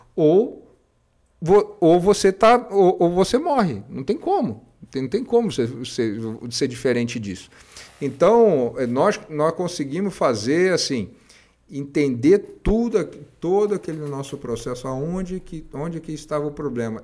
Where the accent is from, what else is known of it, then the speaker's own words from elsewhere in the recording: Rio de Janeiro, Brazil; eu sou carioca